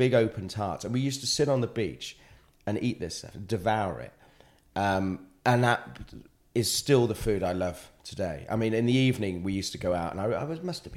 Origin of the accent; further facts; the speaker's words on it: Wales, United Kingdom; also born or lived in Buckinghamshire; growing up in Wales